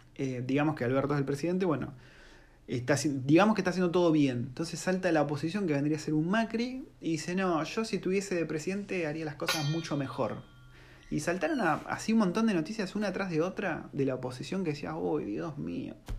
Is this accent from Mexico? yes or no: no; Argentina; now in New Zealand; yo como argentino